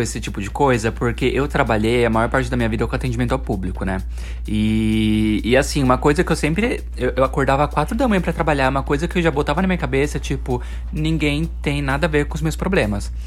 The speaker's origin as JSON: {"language": "Portuguese", "town": "Osasco", "region": "São Paulo", "country": "Brazil", "tie": "born or raised there", "said": "É da minha terra natal"}